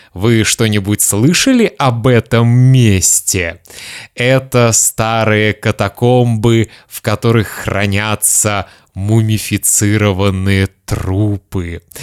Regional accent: Kaliningrad, Kaliningrad Oblast, Russia; moved away; also born or lived in Lithuania; моего родного города Калининграда

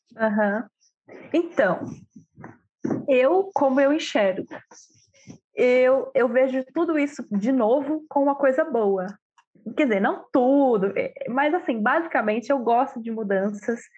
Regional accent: Sorocaba, São Paulo, Brazil; moved away as an adult; Eu vivi a minha vida inteira em Sorocaba, que é uma cidade não pequena, mas do interior de São Paulo.

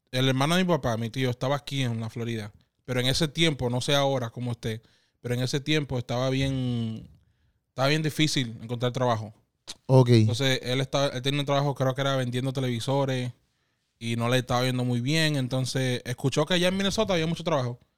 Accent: Dominican Republic; accent: Dominican; Porque yo, yo llegaba con mi acento dominicano.

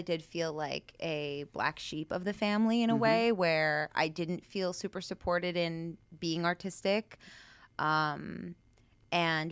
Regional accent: Long Island, New York, United States; also born or lived in the South (US); now in Los Angeles, United States; I am from Long Island, New York

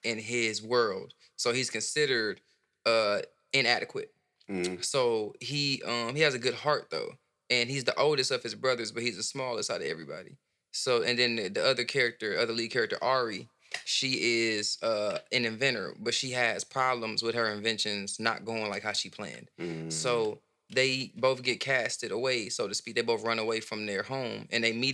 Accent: Benton Harbor, Michigan, United States; also born or lived in Flint, Michigan; I was born in Flint and raised in Benton Harbor

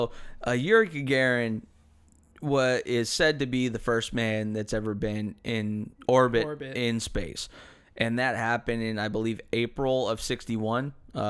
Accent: United States; We're American.

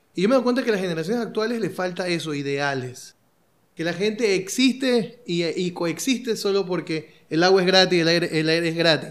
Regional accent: Ecuador

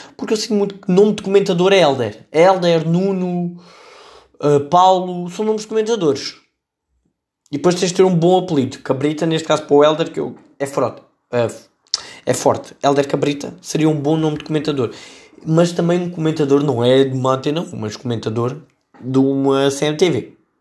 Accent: Setúbal, Portugal; esta notícia leva-nos à minha terra. Eu sou de Setúbal

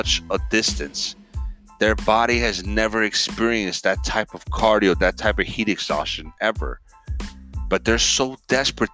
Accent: Miami, Florida, United States; I grew up in Miami, a melting pot

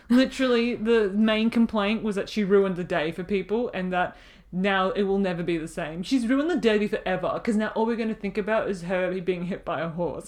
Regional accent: Australia; being Australian

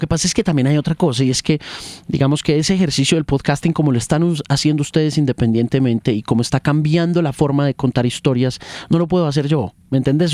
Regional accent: United States; moved away; yo me crié en la USA y me crié en el Spanglish, del cubano, americano y del latino

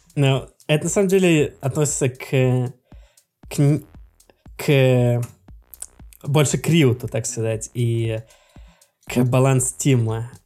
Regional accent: Russia; я из России

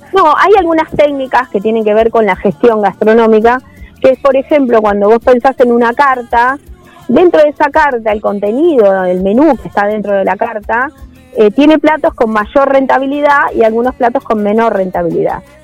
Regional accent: Necochea, Buenos Aires Province, Argentina; now in Quequén, Argentina; yo soy oriunda de Necochea

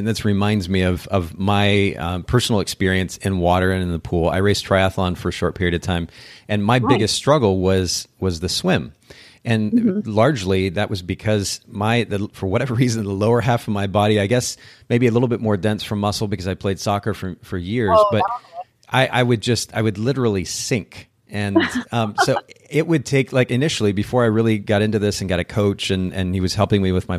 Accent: Tampa, Florida, United States; I grew up here in Tampa, the oldest of three children, one of whom is mentally disabled.

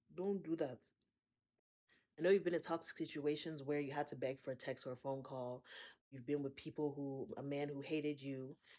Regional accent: Akwa Ibom, Nigeria; I'm from Akwaibom State.

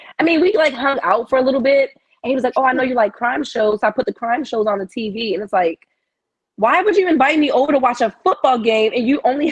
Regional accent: Baltimore, Maryland, United States; now in California, United States; I'm from Baltimore, Maryland

